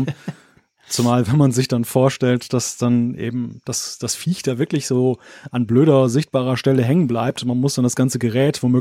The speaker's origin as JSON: {"language": "German", "region": "West Germany", "country": "Germany", "said": "bei uns im Westen ist es halt dann halt so, es wurde unglaublich viel wegrationalisiert in den Jahrzehnten, weil die, die Westdeutschen ja total auf ihre Autos abgefahren"}